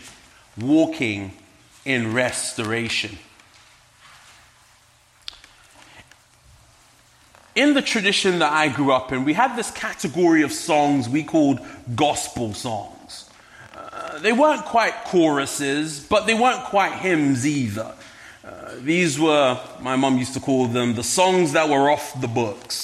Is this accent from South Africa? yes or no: no; London, United Kingdom; now in Medford, United States; You may pick up an accent. I am indeed from London.